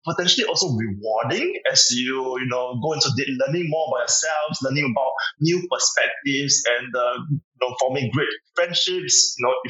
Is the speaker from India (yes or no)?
no; China; now in Singapore; I was born in China, so I have like, you know, very traditional grandparents, etc. So I do know that there's like this park in my, you know, hometown